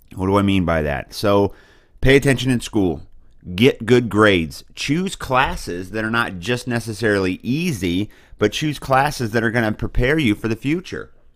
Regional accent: Boonville, Missouri, United States; I come from Booneville, Missouri. It's a little town in the middle of the greatest state in the nation

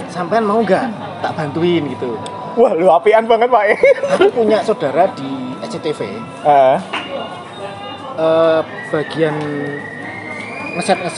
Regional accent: Surakarta, Central Java, Indonesia; now in Jakarta, Indonesia; aku dari Solo itu

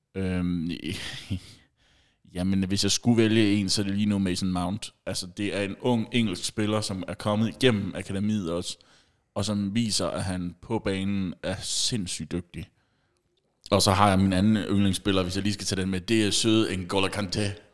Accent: Funen, Southern Denmark, Denmark; vi er fra Fyn.

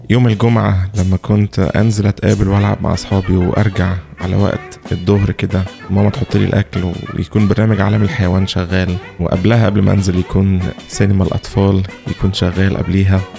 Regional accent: Egypt; now in Melbourne, Australia; أنا مصري مقيم في ملبورن أستراليا

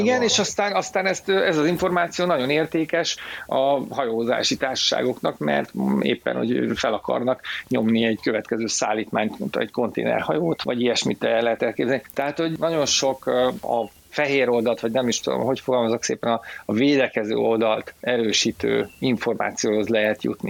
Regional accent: Szabolcs-Szatmár-Bereg, Hungary; moved away; én Szabolcsi vagyok eredetileg

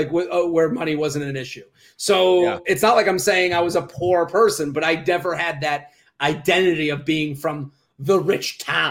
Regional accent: Needham, Massachusetts, United States; moved away as an adult; now in New York, United States; I grew up I'm from outside of Boston, a town called Needham, which is about 20 minutes outside of Boston. And I grew up there my whole life.

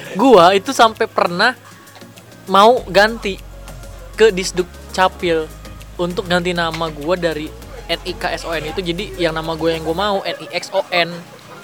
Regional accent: Serang, Banten, Indonesia; also born or lived in Jakarta / Medan (ancestry); gua tuh orang Medan, tapi lahir di Jakarta dan besar di Banten, kan. Dan gua belum pernah ke Medan

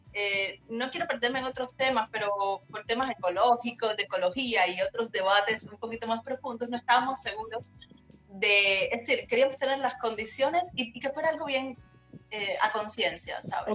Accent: Havana, Cuba; moved away as an adult; now in Montreal, Canada; yo realmente nací en, en La Habana, en un barrio pobre

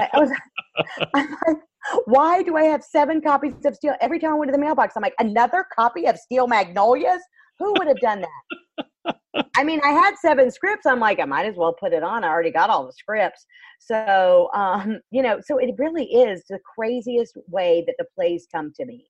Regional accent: Florida, United States; I'm still from Florida

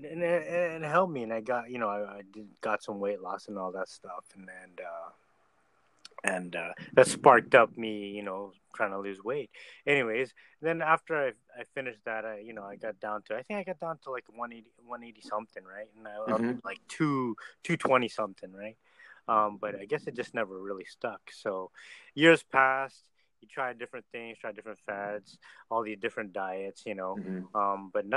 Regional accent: Vancouver, British Columbia, Canada; I'm from Vancouver, Canada

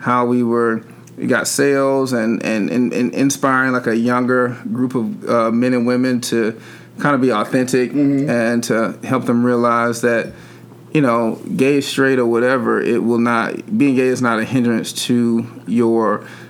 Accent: Atlanta, Georgia, United States; moved away as an adult; now in California, United States; I was born and raised here in Atlanta and I had never lived anywhere else

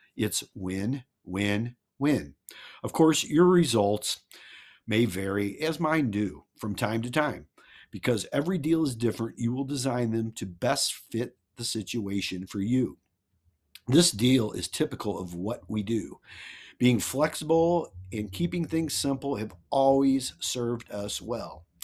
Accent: Missouri, United States; I'm from Mizu-, Missouri. The Show Me State

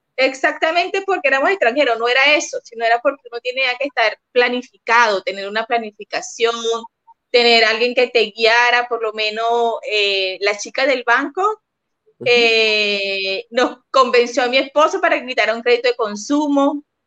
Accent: Venezuela; moved away as an adult; now in Santiago, Chile; soy venezolana, tenemos ya cinco años en Chile

